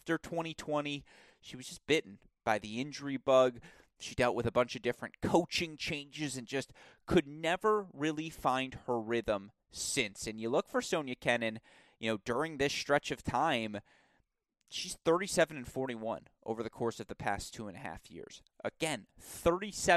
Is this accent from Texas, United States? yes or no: no; Bloomfield Hills, Michigan, United States; here in my hometown